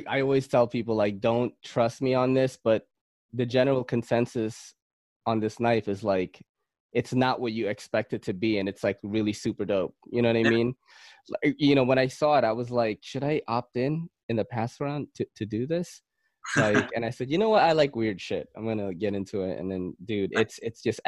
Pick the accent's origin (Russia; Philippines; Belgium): Philippines; I'm Filipino.